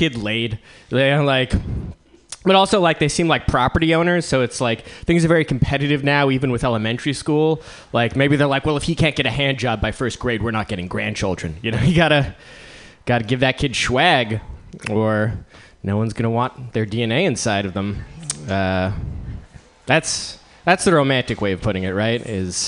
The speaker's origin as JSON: {"language": "English", "region": "East Coast", "country": "United States", "moved": "as an adult", "lives_now": "Bay Area, United States", "said": "On the East Coast, I was something of a failure, but then I moved to the Bay Area"}